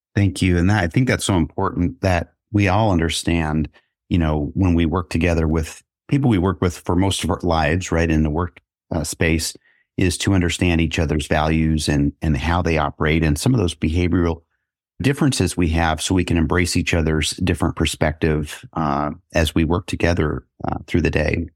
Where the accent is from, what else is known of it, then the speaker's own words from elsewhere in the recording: Kansas City, United States; I'm back in my hometown of Kansas City